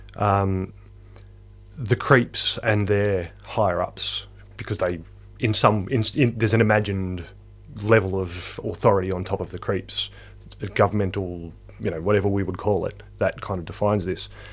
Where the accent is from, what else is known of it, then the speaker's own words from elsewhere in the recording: small country town in central Victoria, Australia; moved away; it's also my hometown